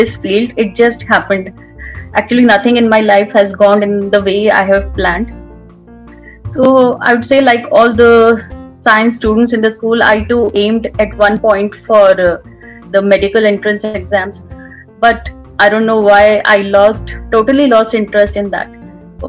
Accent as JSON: {"language": "English", "region": "Delhi", "country": "India", "said": "I'm from Delhi"}